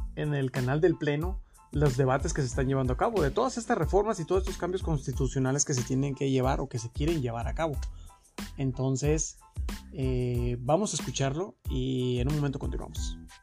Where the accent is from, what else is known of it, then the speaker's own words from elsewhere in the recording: Mexico; tenemos nosotros como mexicanos